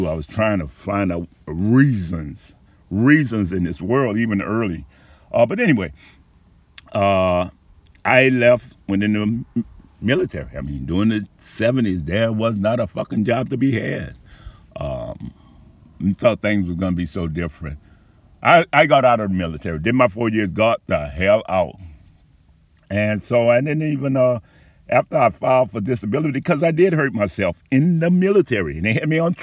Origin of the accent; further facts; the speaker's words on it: New Orleans, Louisiana, United States; I was born up on Conine and Galvez. By the time I was 6 months old, we had to move in Desire Housing Project